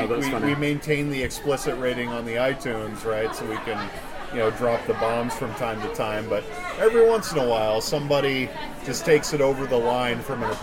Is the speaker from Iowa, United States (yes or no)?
yes; Davenport, Iowa, United States; moved away as an adult; also born or lived in Pierce County, Washington; now in Tacoma, United States; Originally, I come from Davenport, Iowa, the Midwest. I moved out here for the military.